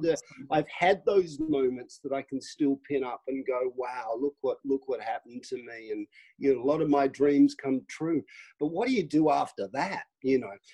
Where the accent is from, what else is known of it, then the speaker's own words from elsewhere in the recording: Melbourne, Victoria, Australia; now in United Kingdom; I grew up in Melbourne in a very sort of middle class um, existence